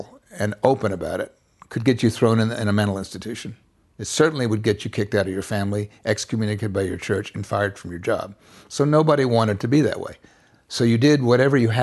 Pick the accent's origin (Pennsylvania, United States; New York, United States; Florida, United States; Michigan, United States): Florida, United States; Bonifay; I was raised in the Florida Panhandle, an area some people call Florabama